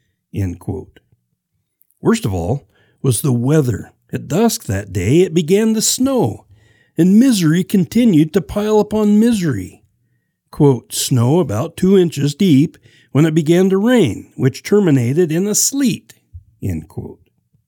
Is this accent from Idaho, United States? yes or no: yes; Salmon River Valley, Idaho, United States; growing up in the Salmon River Valley, we would get the first frost of the year sometime around August.